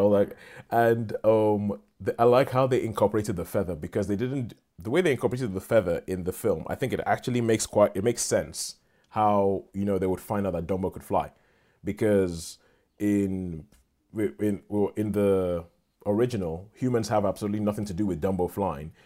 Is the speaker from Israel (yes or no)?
no; Nigeria; moved away; I grew up in Nigeria